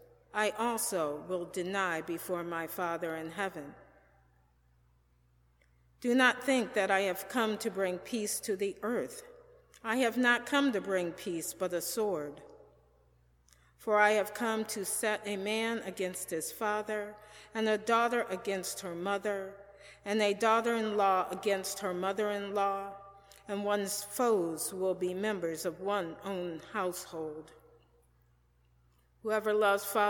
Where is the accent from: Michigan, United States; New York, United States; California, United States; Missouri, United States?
Michigan, United States; Detroit; I was born and raised in Detroit, Michigan